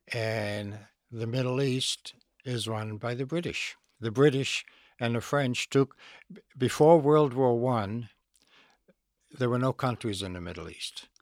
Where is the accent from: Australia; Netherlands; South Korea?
Netherlands; moved away; I was a Jewish kid, born in Holland, the Netherlands.